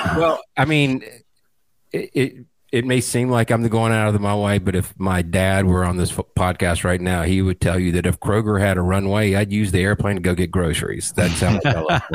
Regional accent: middle Georgia, United States; also born or lived in Atlanta, Georgia; born and raised in the Atlanta area, actually grew up in a small town in middle Georgia

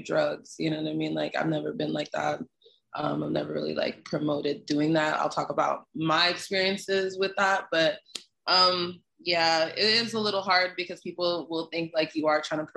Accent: Canada; moved away as an adult; also born or lived in Caribbean; now in United States; I'm from Canada

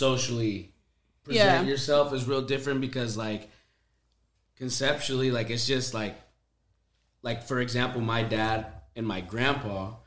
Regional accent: Bay Area, California, United States; I say the Bay Area and they don't know where I'm from, I go, oh, San Francisco

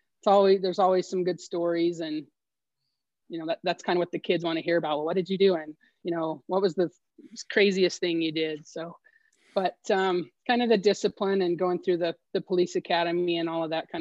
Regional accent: Los Alamos, New Mexico, United States; also born or lived in Omaha, Nebraska; I actually was born and raised in Los Alamos here in northern New Mexico

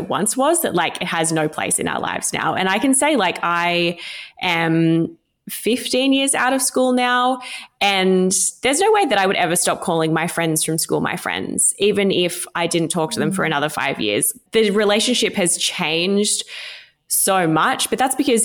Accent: regional New South Wales, Australia; moved away as an adult; now in Sydney, Australia; I'm not from Sydney, I'm from regional New South Wales, and I remember moving to Sydney at 19

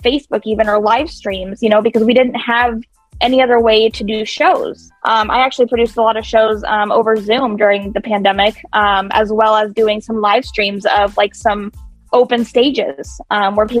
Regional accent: Kansas City, United States; now in Des Moines, United States; I grew up in Kansas City. I'm actually not originally from Iowa

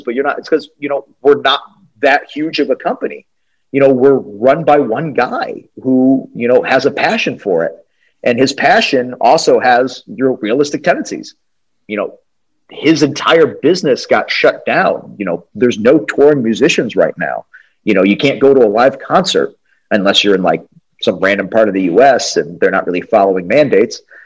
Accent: New England, United States; now in Atlanta, United States; I grew up in New England, which is, um, you know, Connecticut, New York, all that stuff

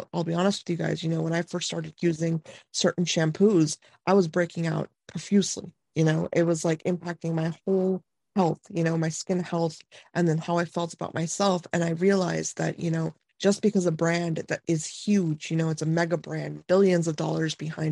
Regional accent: India; moved away; I'm from India

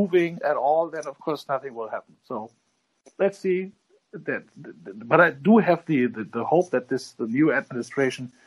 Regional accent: Germany

